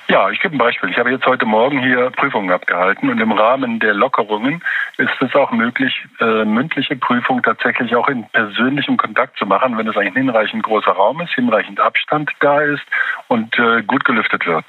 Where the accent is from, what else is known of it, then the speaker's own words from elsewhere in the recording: Germany; bei uns in Deutschland